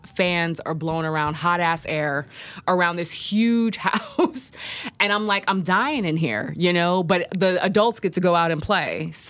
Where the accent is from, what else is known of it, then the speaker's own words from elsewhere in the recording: Poughkeepsie, New York, United States; we lived in a 3-level apartment building in the city of Poughkeepsie. I grew up in Poughkeepsie.